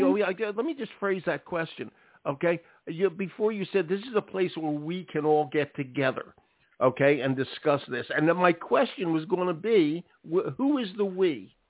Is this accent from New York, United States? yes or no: no; Philadelphia, Pennsylvania, United States; I'm from Philadelphia.